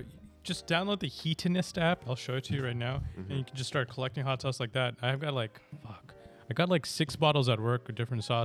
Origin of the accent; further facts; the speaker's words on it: Mumbai, Maharashtra, India; moved away; I was born in Bombay.